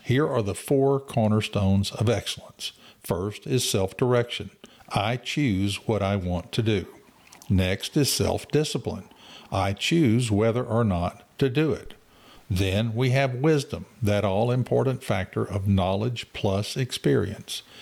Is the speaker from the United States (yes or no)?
yes; Waller, Texas, United States; I grew up in Waller